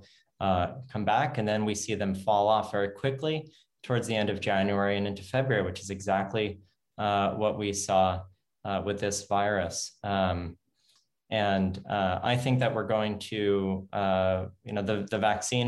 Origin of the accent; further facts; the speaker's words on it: United States; I'm American. I live in the United States